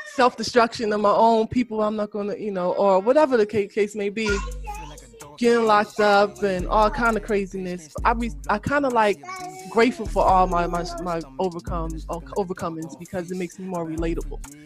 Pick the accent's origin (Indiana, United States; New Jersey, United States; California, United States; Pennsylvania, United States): New Jersey, United States; Elizabeth; I'm from Eastwick. If people don't know, that's Elizabeth, New Jersey